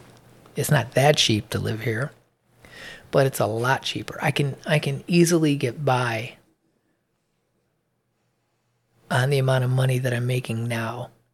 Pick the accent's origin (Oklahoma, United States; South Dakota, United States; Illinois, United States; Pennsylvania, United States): Illinois, United States; now in Georgia, United States; I came from Illinois to move to Georgia. The cost of living in Illinois is enormous compared to here.